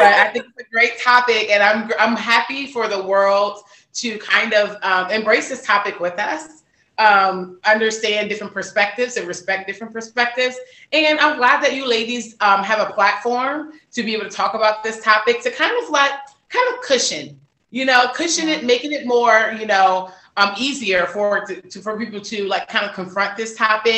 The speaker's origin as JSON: {"language": "English", "region": "Virginia", "country": "United States", "tie": "born or raised there", "also_born_or_lived": "London", "moved": "as an adult", "lives_now": "Atlanta, United States", "said": "I was raised in Virginia and I transitioned to Atlanta in 2017."}